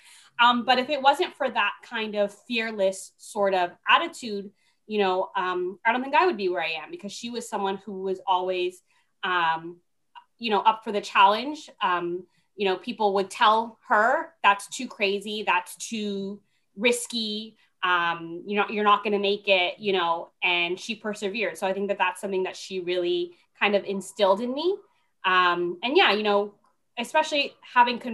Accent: Toronto, Ontario, Canada; also born or lived in Panama; Yeah, I actually grew up in Toronto. I was born in Panama. Oh. But I came to Toronto when I was only a year old.

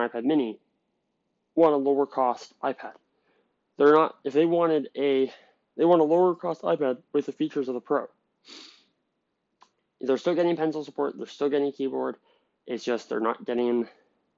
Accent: Canada; I'm from Canada

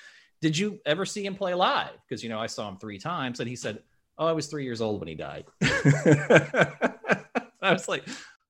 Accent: Lincoln, Nebraska, United States; moved away; I'm from Lincoln

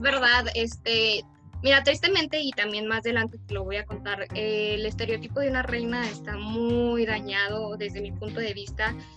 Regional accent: Durango, Mexico; nuestro estado, Durango

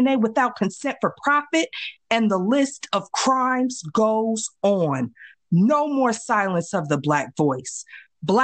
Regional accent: Midwest, United States; I grew up in the Midwest, AKA the New South

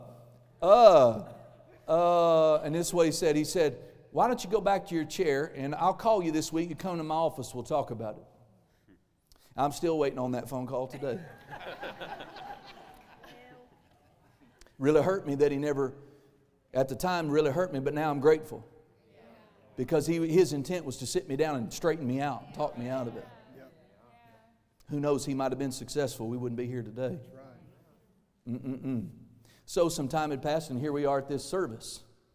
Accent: Tulsa, Oklahoma, United States; I was born in Tulsa

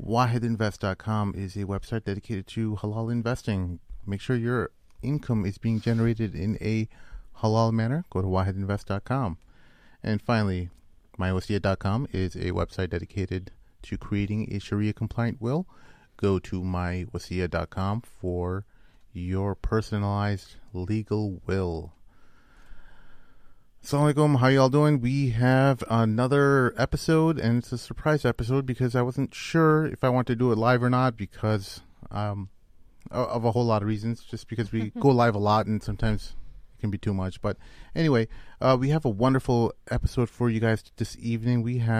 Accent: India; because I'm Indian and not very Bosnian looking at all, nor do I know any Bosnians, but you know, we're Muslims and we have this connection to our global Muslim community.

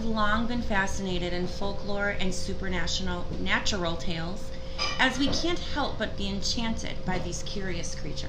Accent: Milwaukee, Wisconsin, United States; You'll notice our accents are a little different. We are from Milwaukee, Wisconsin.

